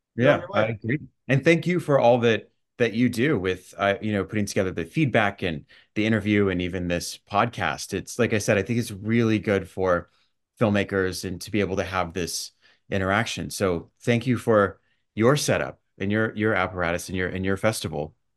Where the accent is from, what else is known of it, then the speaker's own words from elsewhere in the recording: Dallas, Texas, United States; moved away as an adult; also born or lived in Los Angeles; now in New York City, United States; I was actually growing up in Dallas